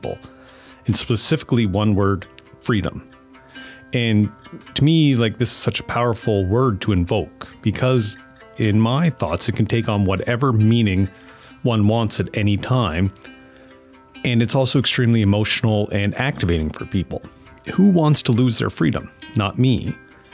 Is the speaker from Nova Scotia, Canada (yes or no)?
yes; Amherst, Nova Scotia, Canada; moved away; growing up and then moving back to Amherst, Nova Scotia